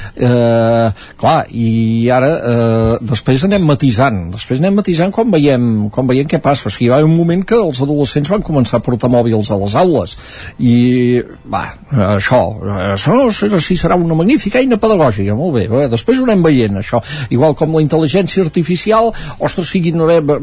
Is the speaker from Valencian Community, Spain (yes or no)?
no; Sant Joan de les Abadesses, Catalonia, Spain; sota casa meva a eh, Sant Joan de les Abadesses, al meu poble